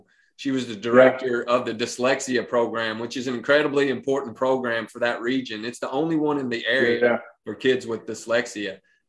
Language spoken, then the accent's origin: English; Pineville, Kentucky, United States; Neil and I, like I mentioned before, you know, we grew up in Pineville.